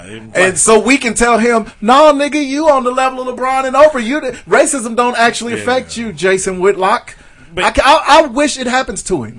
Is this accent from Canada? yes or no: yes; Canada; I'm from Canada.